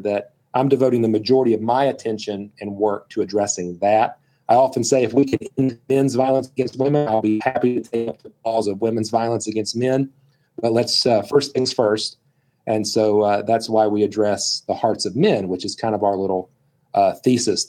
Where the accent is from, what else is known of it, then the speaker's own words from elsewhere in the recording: West Virginia, United States; I'm from West Virginia.